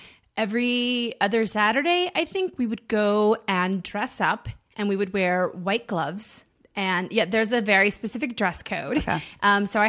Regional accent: the South, United States; And that's a lot of like even growing up in the South when you're like, I'm out of here.

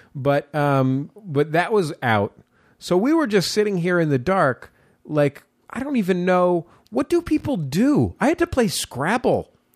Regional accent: San Francisco, California, United States; I grew up in San Francisco

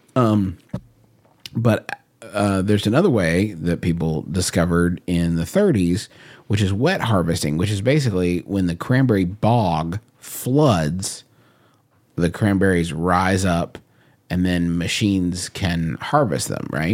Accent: United States; I'm an American

